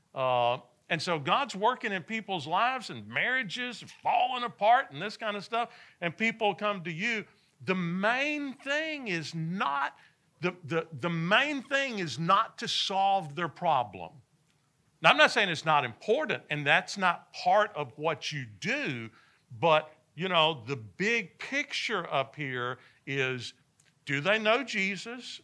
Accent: Nashville, Tennessee, United States; I grew up in Nashville, Tennessee

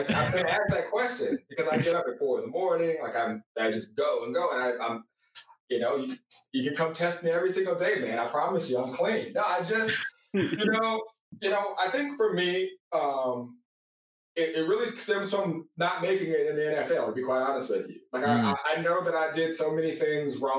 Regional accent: California, United States; I'm from California

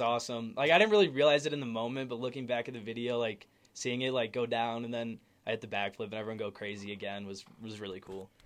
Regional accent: Naperville, Illinois, United States; I'm from Naperville, Illinois

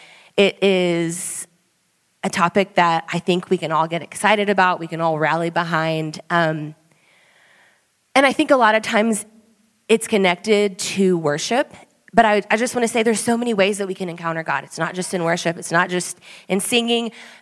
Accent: Austin, Texas, United States; moved away as an adult; my husband Swayze and I, we moved here just over a year ago. We are from Austin, Texas.

